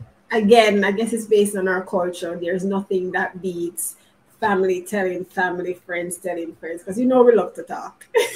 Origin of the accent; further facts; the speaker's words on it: Jamaica; I'm Jamaican